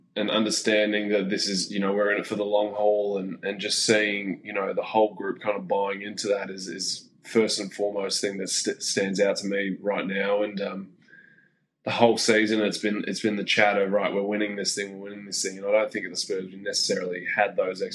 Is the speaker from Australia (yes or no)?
yes; Australia; now in Phoenix, United States